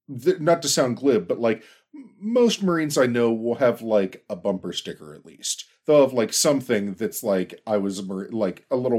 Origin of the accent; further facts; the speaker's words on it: Pittsburgh, Pennsylvania, United States; For everybody's knowledge, I'm from Pittsburgh